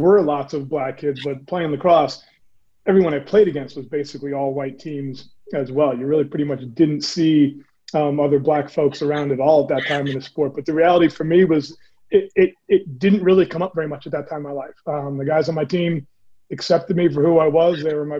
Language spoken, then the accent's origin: English; Bedford, New York, United States; I grew up in Bedford, New York, about 45 minutes north of New York City. It's a white suburb.